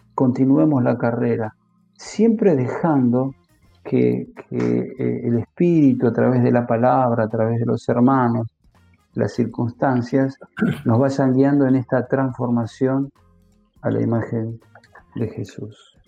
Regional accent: Argentina; como en Argentina decimos

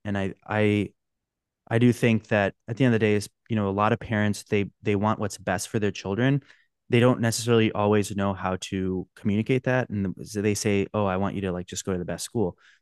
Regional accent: Orange County, California, United States; I grew up in Orange County

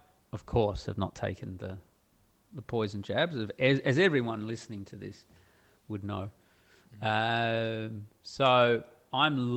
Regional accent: Australia; moved away; I'm Australian and not an American

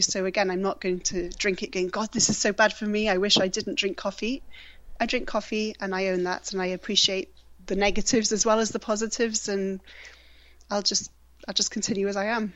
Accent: Wales, United Kingdom; moved away; also born or lived in Australia; I moved back from Australia to to Wales in April

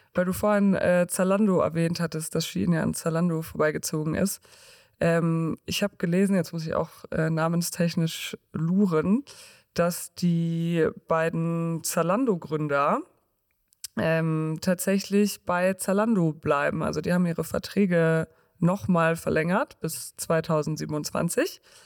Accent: Munich, Bavaria, Germany; als Münchner

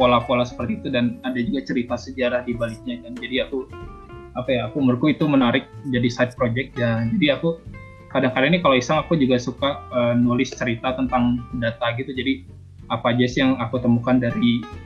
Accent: Bandung, West Java, Indonesia; moved away as an adult; also born or lived in Jakarta; now in Netherlands; sebagai anak Bandung yang baru datang di Jakarta

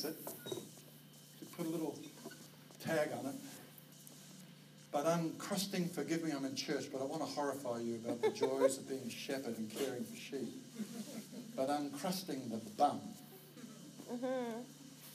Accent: Australia; also born or lived in New Zealand; now in Vancouver, Canada; Kylie and I come from Australia.

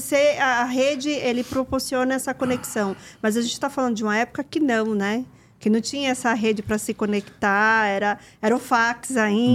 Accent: Northeast Region, Brazil; eu, como nordestina

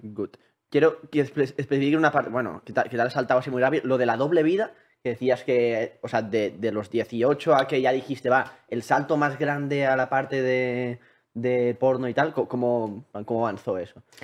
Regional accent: Vic, Catalonia, Spain; yo soy de Vic

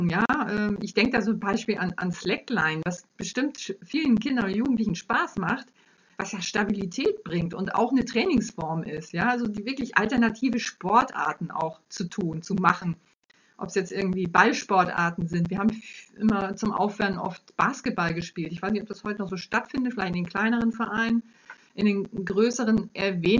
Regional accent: Kiel, Schleswig-Holstein, Germany; Ich komme aus Kiel, da war es möglich.

